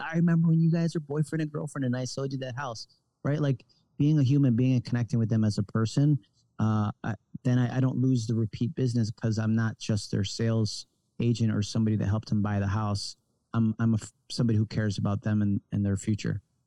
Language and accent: English; Rochester, New York, United States; moved away as an adult; I was originally from Rochester, New York, upstate New York, between Buffalo and Syracuse